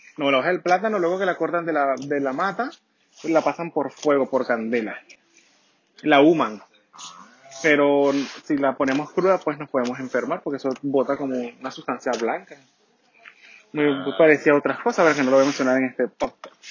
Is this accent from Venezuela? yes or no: yes; Venezuela; now in Santiago, Chile; Yo soy de Venezuela, del país donde las mujeres son hermosas y los hombres somos muy dulces.